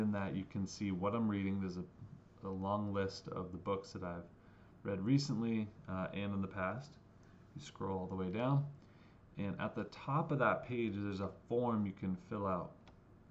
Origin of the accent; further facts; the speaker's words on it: New Hampshire, United States; Growing up in New Hampshire, I have a certain expectation of what church is